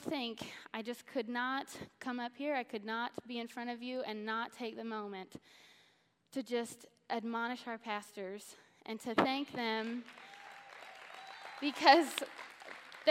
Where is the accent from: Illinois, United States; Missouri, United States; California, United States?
Missouri, United States; So I grew up in Missouri